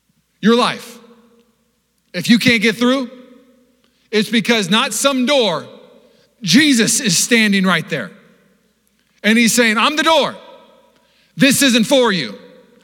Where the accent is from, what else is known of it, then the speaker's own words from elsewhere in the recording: Seattle, Washington, United States; I grew up in Seattle.